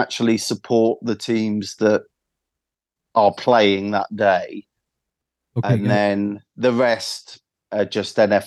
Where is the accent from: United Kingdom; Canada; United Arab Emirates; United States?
United Kingdom; being British and being a footballer here